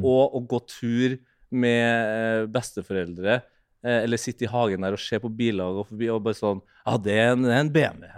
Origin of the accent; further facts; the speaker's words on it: near Trondheim, Trøndelag, Norway; litt utenfor Eh, Trondheim sentrum er liksom født og oppvokst på Målt